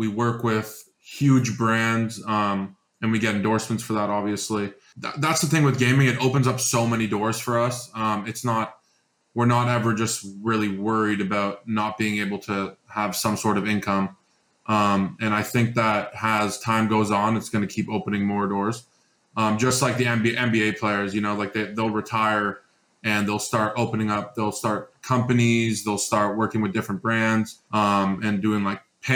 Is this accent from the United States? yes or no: no; Toronto, Ontario, Canada; I'm from Toronto.